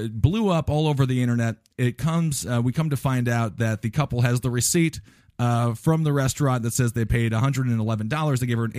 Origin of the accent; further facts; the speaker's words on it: Stevens Point, Wisconsin, United States; I grew up in Stevens Point, Wisconsin